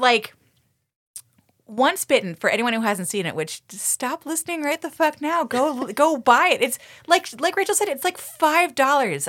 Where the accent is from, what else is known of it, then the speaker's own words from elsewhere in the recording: Toronto, Ontario, Canada; I am from Toronto.